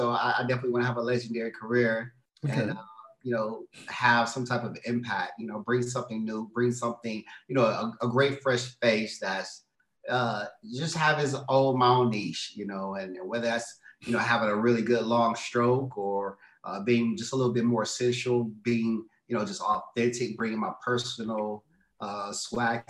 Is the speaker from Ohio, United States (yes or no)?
no; Detroit, Michigan, United States; moved away as an adult; now in Los Angeles, United States; I'm originally from Detroit, Michigan. Been in LA for about 6 years now